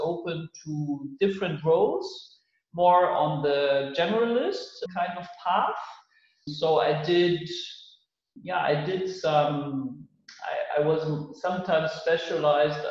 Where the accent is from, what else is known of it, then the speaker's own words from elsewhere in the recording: Munich, Bavaria, Germany; moved away as an adult; now in Berlin, Germany; I was born in Munich, that is in the south of Germany. And now I landed in Berlin